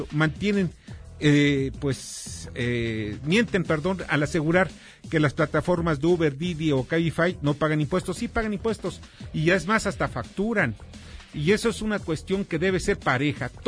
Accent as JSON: {"language": "Spanish", "country": "Mexico", "said": "Así es, y aquí me quedan varias dudas, como muchos mexicanos."}